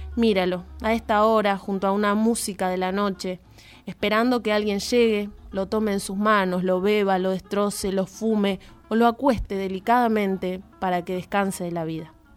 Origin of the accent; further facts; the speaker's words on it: Jáuregui, Buenos Aires Province, Argentina; Yo, siendo de Luján, yo soy de Jauregui específicamente